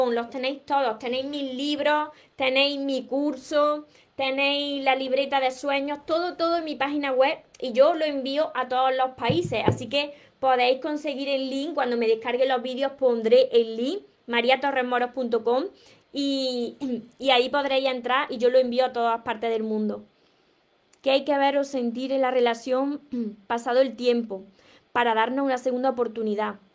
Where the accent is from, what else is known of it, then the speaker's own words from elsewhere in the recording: Córdoba, Argentina; soy de Argentina, Córdoba.